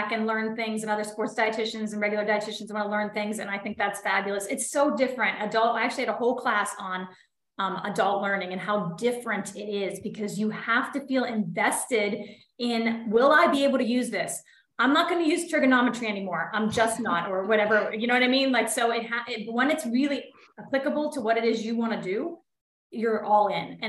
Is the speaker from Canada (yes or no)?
no; Clarion, Pennsylvania, United States; I am from Clarion, Pennsylvania, about 2 hours outside of Pittsburgh. I am now living in my hometown